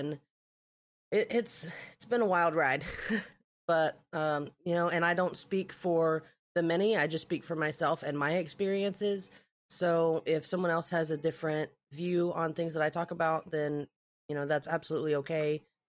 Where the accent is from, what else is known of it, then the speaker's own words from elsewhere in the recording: Alabama, United States; I'm from Alabama. That's where I was, you know, semi-born and raised. I've lived many, many different places.